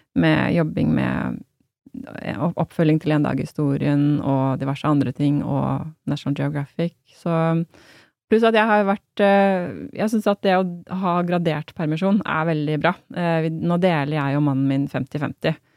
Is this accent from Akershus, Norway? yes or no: no; Hamar, Innlandet, Norway; moved away as an adult; also born or lived in Berlin; Jeg kommer jo fra Hamar, så det var jo der, min, der bor familien min